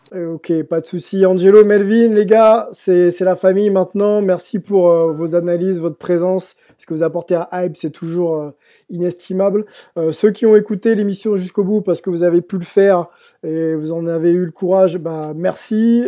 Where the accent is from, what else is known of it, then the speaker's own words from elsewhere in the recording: France; j'ai grandi en France